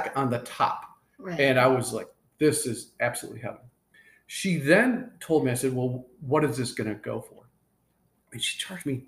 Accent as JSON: {"language": "English", "region": "Michigan", "country": "United States", "tie": "born or raised there", "also_born_or_lived": "Marietta, Ohio", "moved": "as an adult", "said": "when I grew up in Michigan"}